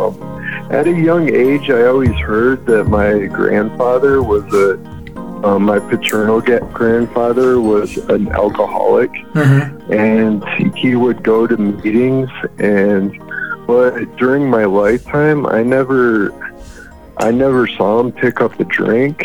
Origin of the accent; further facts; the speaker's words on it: Michigan, United States; also born or lived in Atlanta, Georgia / Ohio; now in Denver, United States; I'm originally from Michigan.